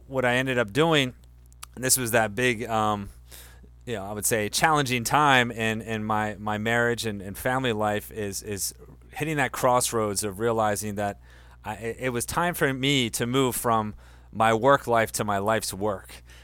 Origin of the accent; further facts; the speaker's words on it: Delaware, United States; I grew up in Delaware, you know, the small wonder